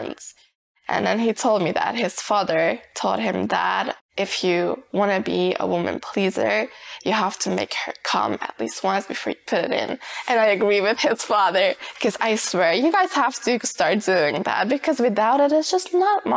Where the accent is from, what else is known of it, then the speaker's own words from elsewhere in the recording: Hungary; I'm 20 years old and I'm from Hungary